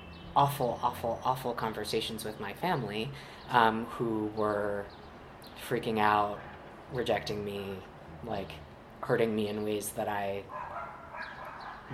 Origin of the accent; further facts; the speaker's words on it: Charlottesville, Virginia, United States; also born or lived in Long Island, New York; I was born on Long Island, but my family moved to Virginia when I was I just turned 5, and so I really identify as being from Virginia